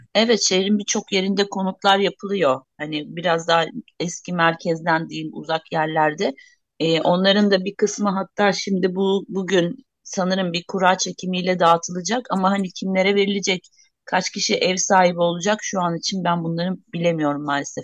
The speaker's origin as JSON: {"language": "Turkish", "area": "Vakıflı village", "region": "Hatay", "country": "Turkey"}